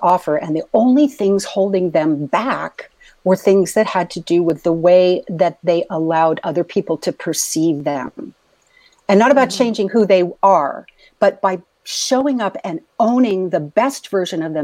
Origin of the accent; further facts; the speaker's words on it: San Diego, California, United States; I was a little girl growing up in East County, San Diego